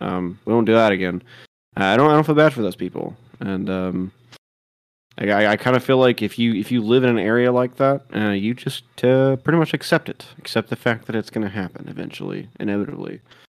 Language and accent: English; Texas, United States; now in Georgia, United States; growing up in Texas